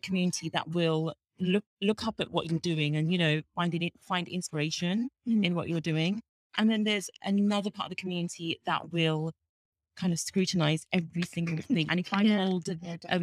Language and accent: English; England, United Kingdom; I was born in England